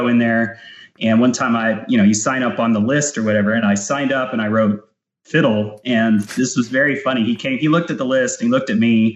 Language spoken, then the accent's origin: English; Houston, Texas, United States; accent: Canadian; also born or lived in Calgary, Canada / Northeastern Canada; I was born there. I lived there till I was about 8 years old, and I moved down to Houston. So I've pretty much lived most of my life in Houston.